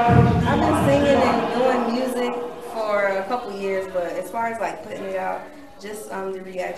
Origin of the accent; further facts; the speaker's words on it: Atlanta, Georgia, United States; also born or lived in Queens, New York; Born in Queens, New York, but I grew up in Atlanta.